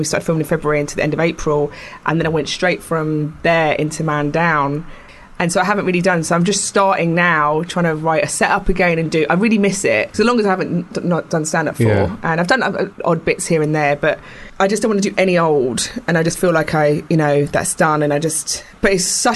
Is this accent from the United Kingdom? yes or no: yes; London, United Kingdom; I grew up in Camden